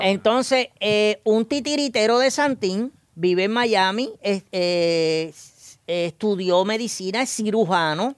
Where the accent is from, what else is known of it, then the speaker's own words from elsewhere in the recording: San Germán, Puerto Rico; Yo soy del área de San Germán y Guánica es mi pueblo vecino